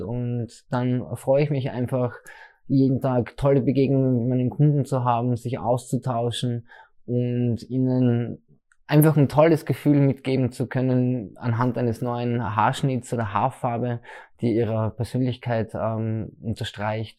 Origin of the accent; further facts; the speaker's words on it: Leibnitz, Styria, Austria; now in Graz, Austria; ich komme ursprünglich aus der Südsteiermark, aus dem schönen Leibniz